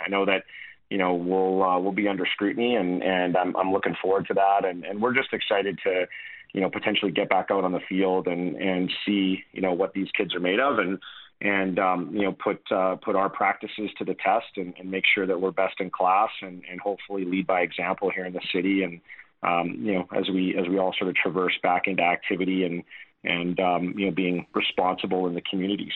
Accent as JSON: {"language": "English", "town": "Calgary", "region": "Alberta", "country": "Canada", "said": "being Canadian, being Albertan, being Calgarian"}